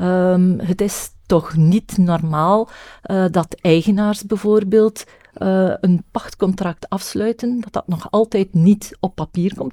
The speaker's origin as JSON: {"language": "Dutch", "region": "West Flanders", "country": "Belgium", "also_born_or_lived": "Knokke-Heist", "said": "ik ben natuurlijk West-Vlaamse"}